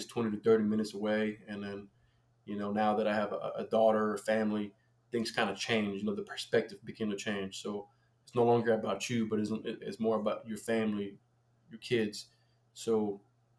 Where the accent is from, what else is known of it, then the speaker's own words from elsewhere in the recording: Colombia; now in United States; I grew up in Colombia